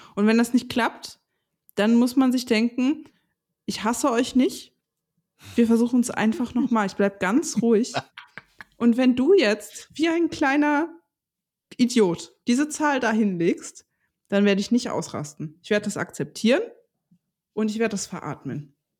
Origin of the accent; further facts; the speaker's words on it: Stralsund, Mecklenburg-Vorpommern, Germany; moved away; in Stralsund, wo ich groß geworden bin.